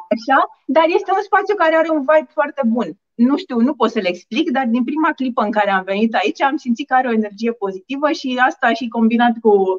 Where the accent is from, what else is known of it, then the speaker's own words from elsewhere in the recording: Bucharest, Romania; sunt bucureșteancă, născută și crescută în București